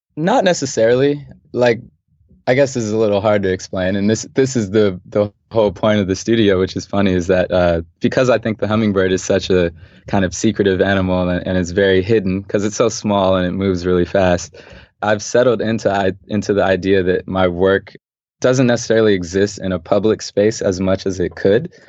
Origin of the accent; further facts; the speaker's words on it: Los Angeles, California, United States; Growing up in L A, yeah, I grew up in South Central, specifically Manchester and Vermont